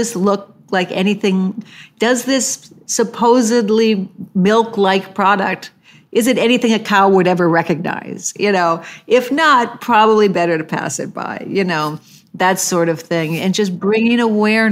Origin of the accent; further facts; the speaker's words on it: the Midwest of America, United States; I was raised in the Midwest of America